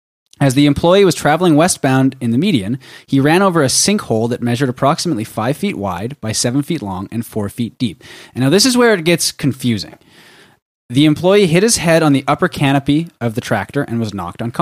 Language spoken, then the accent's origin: English; Vancouver, British Columbia, Canada; I'm from Vancouver.